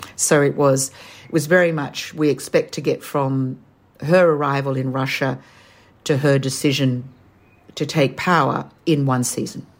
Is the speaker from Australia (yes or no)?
yes; Australia; accent: Australian; as you can tell from my accent, I'm Australian.